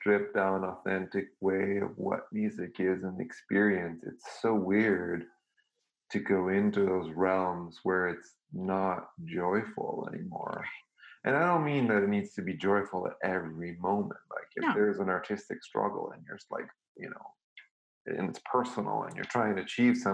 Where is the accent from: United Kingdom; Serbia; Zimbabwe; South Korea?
Serbia; moved away; also born or lived in Belgrade; I grew up in Serbia and I went to a very classical European system